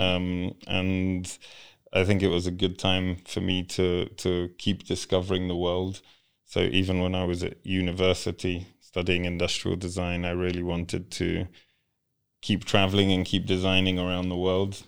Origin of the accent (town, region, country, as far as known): United Kingdom; born or raised there; English is a second language; also born or lived in Poland; now in Kenya